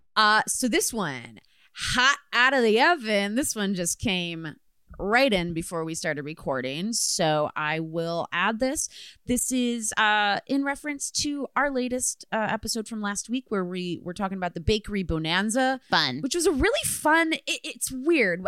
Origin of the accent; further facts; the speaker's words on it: Midwest, United States; moved away; I am from the Midwest